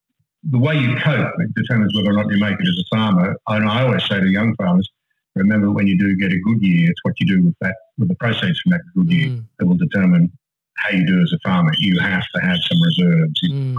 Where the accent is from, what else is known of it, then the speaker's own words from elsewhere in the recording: Sydney, New South Wales, Australia; We're predominantly of a Presbyterian background, really, because we're a Scottish family originally. I went to an Anglican school in Sydney.